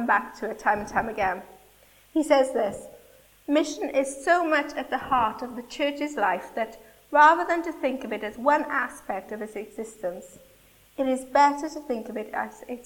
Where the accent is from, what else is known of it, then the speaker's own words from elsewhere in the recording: Wales, United Kingdom; Forgive my Welshness.